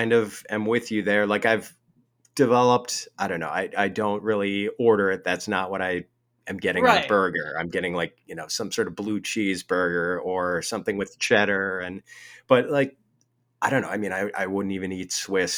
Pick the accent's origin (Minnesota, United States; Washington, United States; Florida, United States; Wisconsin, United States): Wisconsin, United States; I'm from Wisconsin, the land of cheese